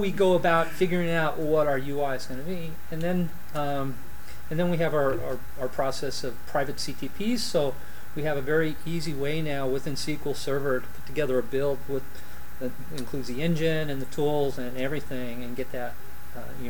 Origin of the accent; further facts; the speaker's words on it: Los Angeles, California, United States; I grew up in San Fernando Valley